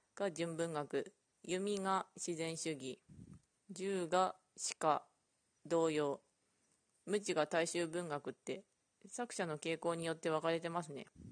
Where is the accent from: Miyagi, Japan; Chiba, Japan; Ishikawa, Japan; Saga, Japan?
Ishikawa, Japan; うちの地元が石川なんですけど